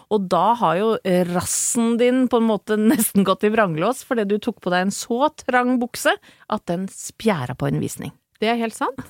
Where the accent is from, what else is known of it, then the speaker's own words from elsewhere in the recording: Brøttum, Innlandet, Norway; Jeg er fra Brøttum